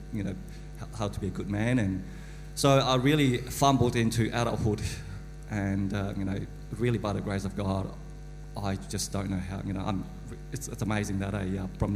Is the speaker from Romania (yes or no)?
no; Malaysia; I was born in Malaysia.